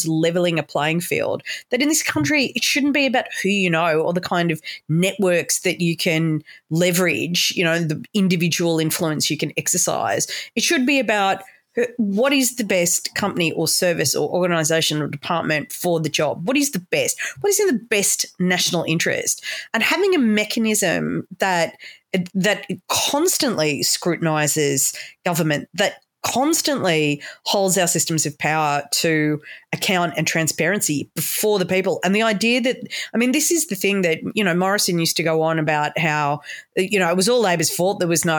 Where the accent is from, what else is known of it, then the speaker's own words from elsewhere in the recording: Sydney, New South Wales, Australia; moved away; I'm very proud to be from New South Wales. And I'm so old. I came from Sydney when Sydney was fun